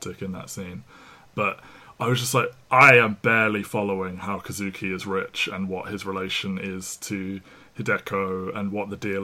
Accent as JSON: {"language": "English", "region": "England", "country": "United Kingdom", "said": "as an English person"}